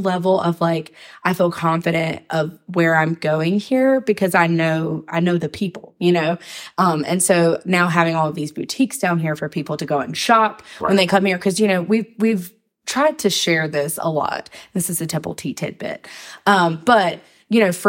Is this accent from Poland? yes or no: no; Sanford, North Carolina, United States; I'm from here. And so I used to have to tell people, they would be like, where are you from? And I would say Sanford